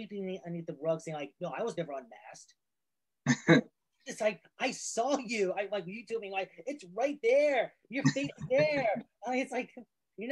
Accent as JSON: {"language": "English", "region": "New England", "country": "United States", "said": "I'm from the New England area."}